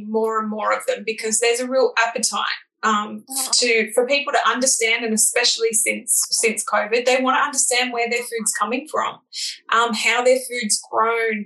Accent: Bilpin, New South Wales, Australia; I grew up in Bilpin, which is sort of in the Blue Mountains, Hawkesbury area

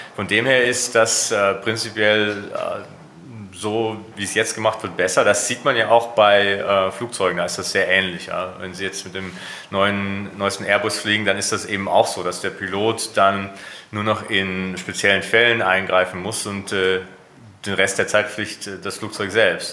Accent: Germany; mein Heimatland

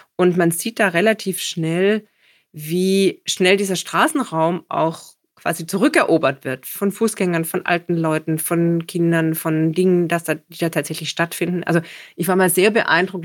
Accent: Stuttgart, Baden-Württemberg, Germany; moved away; also born or lived in Copenhagen; in meiner Heimatstadt Stuttgart, in der ich immer noch viel Zeit verbringe

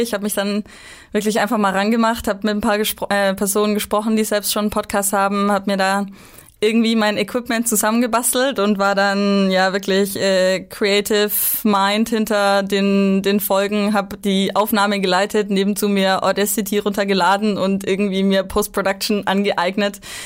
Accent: Bavaria, Germany; moved away; ich bin aus Bayern, deswegen habe ich eine, eine ziemlich weite ähm, Heimreise

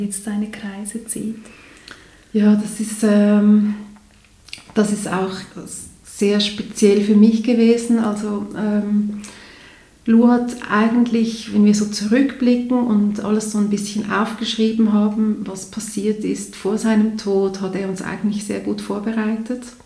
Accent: Zurich, Switzerland; hier bei uns in Zürich in der Schweiz

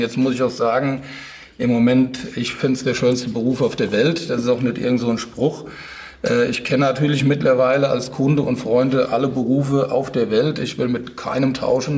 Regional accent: Rheingau, Hesse, Germany; so einen kleinen Winzerbub aus dem Rheingau

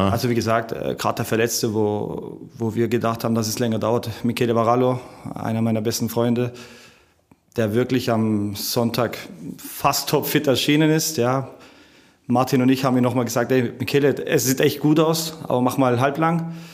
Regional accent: Italy; dass man als Italiener tut man ja im Weihnachten relativ viel essen.

